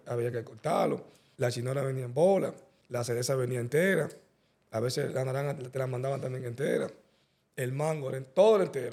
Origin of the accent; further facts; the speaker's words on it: Santo Domingo, Distrito Nacional, Dominican Republic; Pues yo nací en la Santo Domingo, Nacional, en la clínica San Rafael, la Bolívar